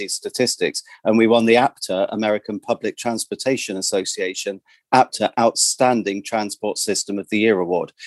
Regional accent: Plymouth, South West England, United Kingdom; also born or lived in Sydney, Australia / Toronto, Canada / New York, United States; now in London, United Kingdom; I grew up in Plymouth in Devon, a big Navy city

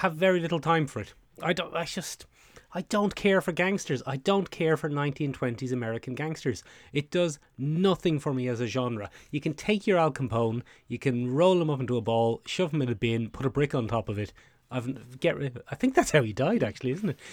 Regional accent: Ireland; the way we as Irish people pronounce can is probably a bit shorter than how Americans pronounce can anyway.

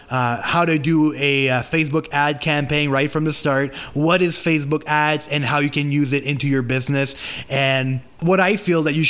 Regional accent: Canada; English is a second language; I am French Canadian, so I'm trying to talk English the best that I can

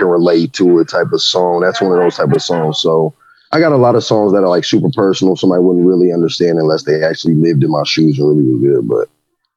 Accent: Champaign, Illinois, United States; I was from the town. It's my hometown

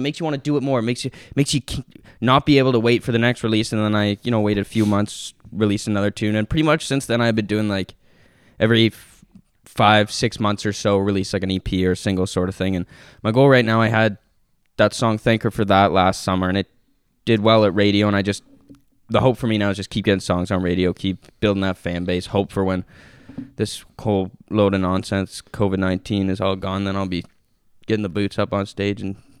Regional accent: Toronto, Ontario, Canada; from Toronto, like who's

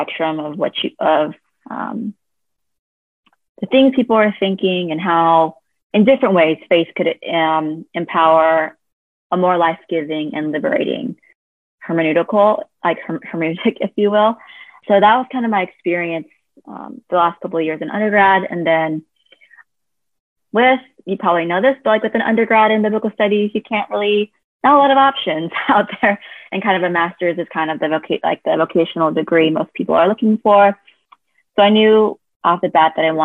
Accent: California, United States; also born or lived in South Korea; I was adopted from South Korea and raised in the US, specifically California

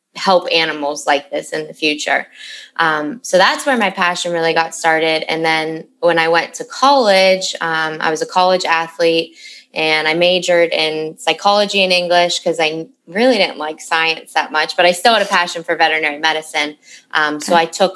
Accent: Western Pennsylvania, United States; moved away as an adult; also born or lived in Caribbean; I grew up in Western PA, so Pennsylvania

